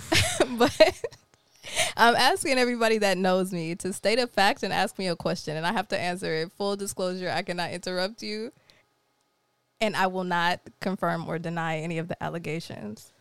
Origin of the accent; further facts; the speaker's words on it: Jamaica; I'm Jamaican